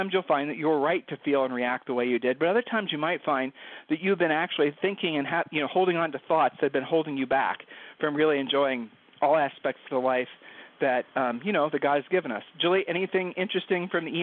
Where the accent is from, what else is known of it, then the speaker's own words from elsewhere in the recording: Ohio, United States; we're from Ohio, and people from Ohio have a tendency to sort of, you know, be really honest